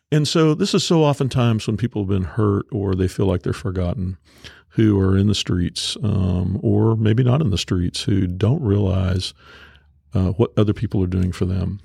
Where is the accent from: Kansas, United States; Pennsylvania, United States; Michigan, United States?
Kansas, United States; Topeka; I grew up in North Topeka, you know, where we are